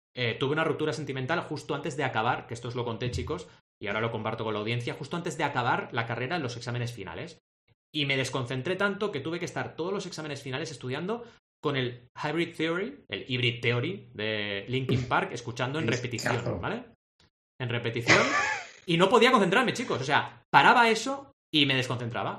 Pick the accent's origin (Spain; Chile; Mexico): Spain; Barcelona, Catalonia; also born or lived in Mar del Plata, Argentina; yo me fui de mi ciudad natal a los 8 años y llegué a Barcelona